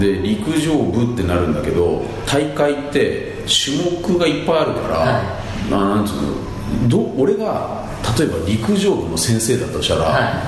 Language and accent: Japanese; Nasu, Tochigi, Japan; 出身は栃木です栃木